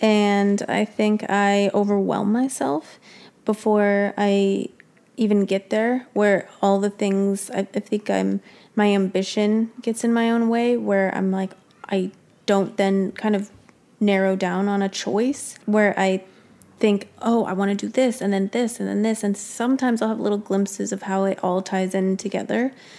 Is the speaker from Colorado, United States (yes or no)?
no; Prescott, Arizona, United States; I'm from Prescott.